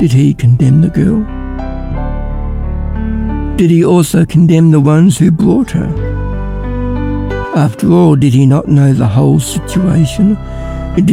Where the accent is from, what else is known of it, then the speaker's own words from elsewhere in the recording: Ballarat, Victoria, Australia; I'm from Ballarat